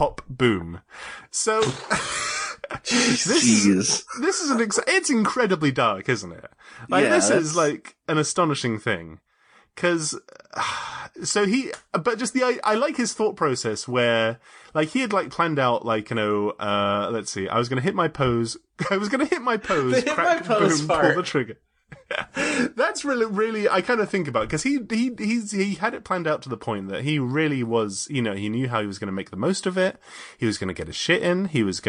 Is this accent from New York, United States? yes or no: yes; New York, United States; I'm from New York